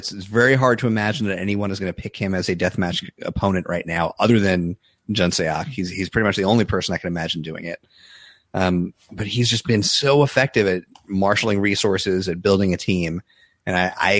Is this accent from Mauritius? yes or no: no; New York, United States; growing up in New York, you don't learn anything about college sports at all.